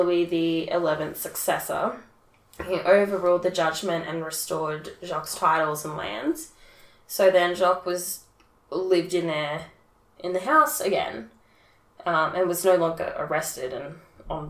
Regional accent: Scotland, United Kingdom; I'm Scottish

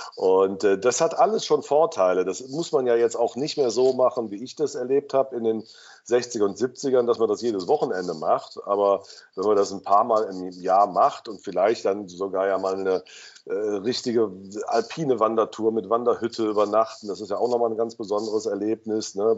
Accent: Cologne, North Rhine-Westphalia, Germany; ich bin im Rechtsrheinischen aufgewachsen, auf der Schelsig

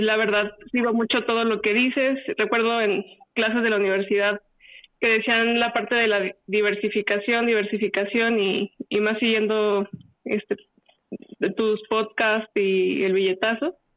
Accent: Guanajuato, Mexico; moved away as an adult; now in Querétaro, Mexico; nací en Guanajuato y ya llevo en Querétaro alrededor de 10

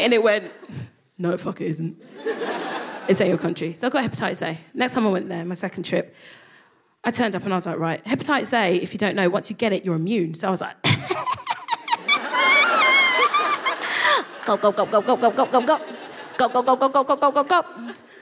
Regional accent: London, United Kingdom; I would call myself a Nigerian Londoner because I felt like London was such, that was my identity

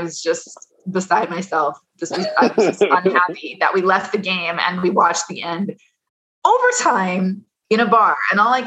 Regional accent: Edmonton, Alberta, Canada; I'm from Edmonton

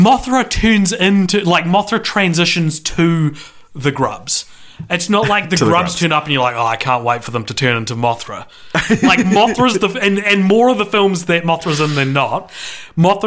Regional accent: New Zealand; We're from New Zealand

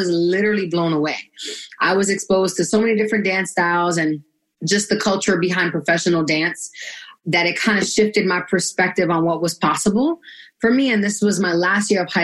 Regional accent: New York City, New York, United States; I'm from Brooklyn, New York, originally. Born and raised, BK.

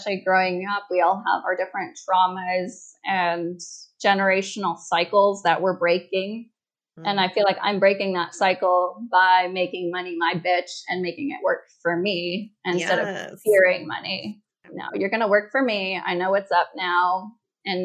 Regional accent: Washington, United States; moved away as an adult; also born or lived in Morelia, Michoacán, Mexico; now in Playa del Carmen, Mexico; I was born in Morelia, Michoacan, immigrated to the U.S. when I was 3 to Washington State

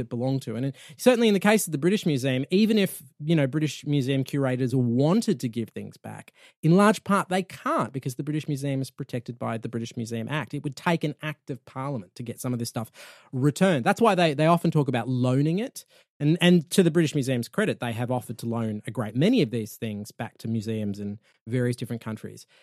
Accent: Australia; I'm from Australia.

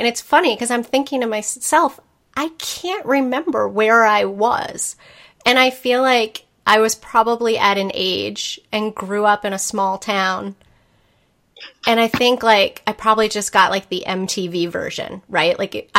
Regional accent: Spencer, Massachusetts, United States; I grew up in Central Mass, and the price difference for what I was paying from, you know, Spencer, Massachusetts

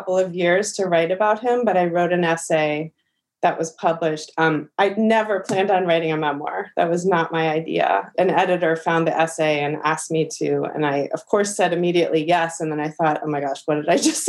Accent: New York City, New York, United States; also born or lived in Miami / Los Angeles; I moved when I was 18 months old to Brooklyn with my parents

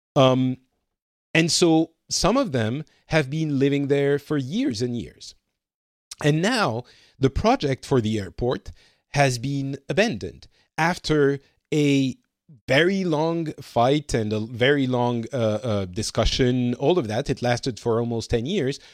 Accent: France; moved away as an adult; now in Finland; I am from France slash more and more time spent in Finland these days

